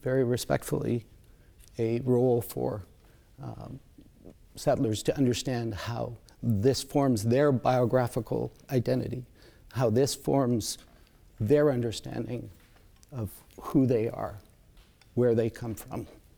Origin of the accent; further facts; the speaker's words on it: Saskatoon, Saskatchewan, Canada; moved away; also born or lived in Puslinch Township, Ontario; I was raised mostly in Treaty 6 territory in Saskatoon, but I was born not far from here in Puss Lynch Township